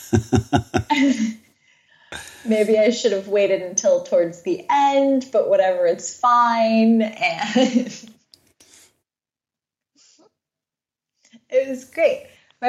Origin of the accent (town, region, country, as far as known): Serbia; accent: Serbian; moved away